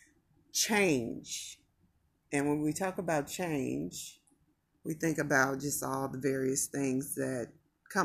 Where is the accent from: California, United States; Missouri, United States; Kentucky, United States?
Missouri, United States; Kansas City; now in Las Vegas, United States; I'm from Kansas City too